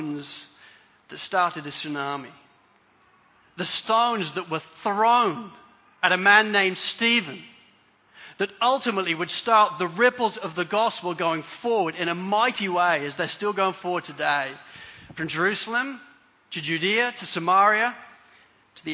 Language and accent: English; Spalding, East Midlands, United Kingdom; I grew up in Spalding, in Lincolnshire, in England.